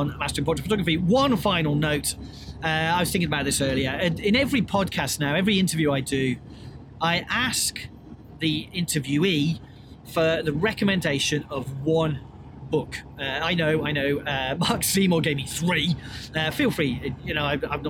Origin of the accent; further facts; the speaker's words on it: United Kingdom; As a British person